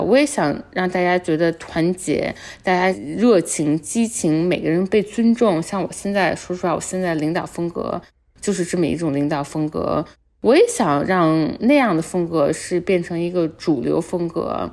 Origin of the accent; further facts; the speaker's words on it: Beijing, China; moved away as an adult; now in New York, United States; 我北京长大